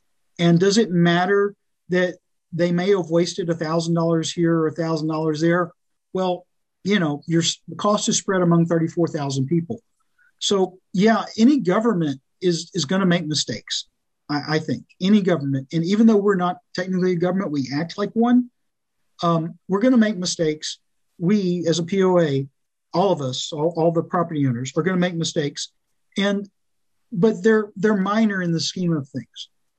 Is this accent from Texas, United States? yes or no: yes; Austin, Texas, United States; born there; I was born in Austin, but of course it was very different in 1964.